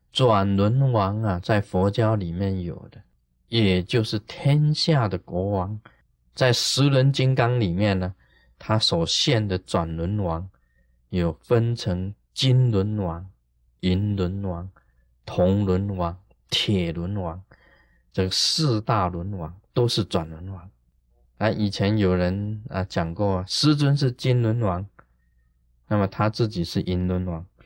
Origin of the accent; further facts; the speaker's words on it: Taiwan; 我们台湾话